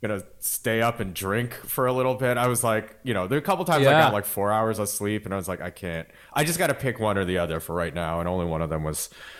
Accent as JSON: {"language": "English", "region": "Michigan", "country": "United States", "tie": "born or raised there", "moved": "yes", "said": "I was born in Michigan. Like I went to high school with 1.5 Asian people and the one was me."}